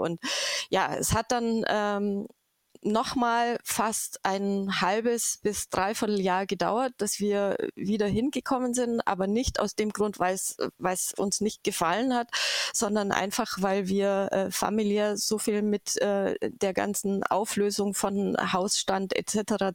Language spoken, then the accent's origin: German; Augsburg area, Bavaria, Germany; ich komme aus der Augsburger Gegend